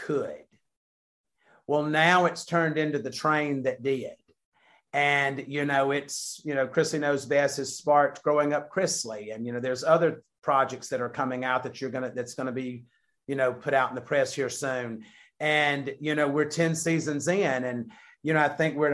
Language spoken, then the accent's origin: English; the South, United States; we're from the South.